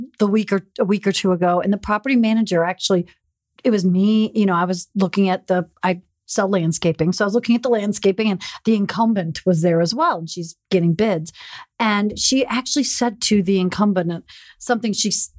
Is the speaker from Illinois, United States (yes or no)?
yes; Chicago, Illinois, United States; I'm from Chicago, yeah.